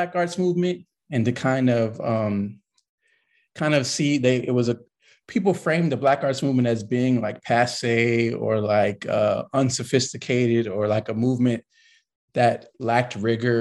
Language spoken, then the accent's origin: English; Los Angeles, California, United States; I'm a California kid. I'm from Los Angeles, to be more precise. And I kind of grew up in a really big family